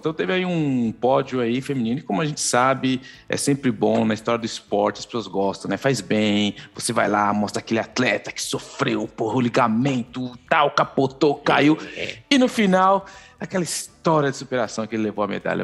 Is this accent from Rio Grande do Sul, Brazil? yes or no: no; São Paulo, Brazil; now in Canada; Zona Leste Fundos, sou de Itaquera